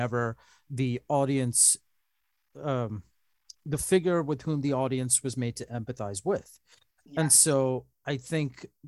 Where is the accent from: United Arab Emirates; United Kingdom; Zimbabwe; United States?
United Arab Emirates; Dubai; born there; so my parents are Sri Lankan, but I was born in Dubai, and then that's how I wound up here.